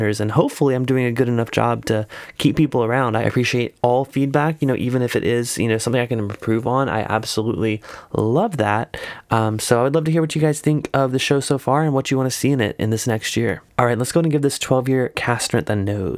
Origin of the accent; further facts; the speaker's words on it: South Carolina, United States; I grew up in South Carolina